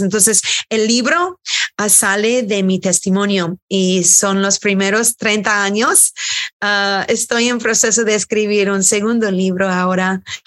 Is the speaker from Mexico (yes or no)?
no; United States; also born or lived in Houston, Texas; Nuestras madres son de Irlanda, somos primera generación americanos